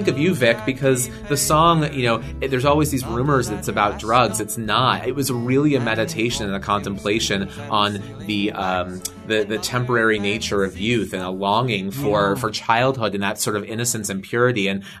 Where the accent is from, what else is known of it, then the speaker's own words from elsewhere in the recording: Southern United States, United States; for being a Southerner, for being in the world of country music